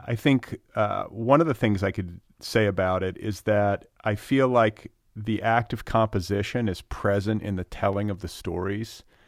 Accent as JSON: {"language": "English", "area": "Wisconsin and Indiana", "region": "Midwest", "country": "United States", "moved": "yes", "said": "I'm from, uh, Wisconsin"}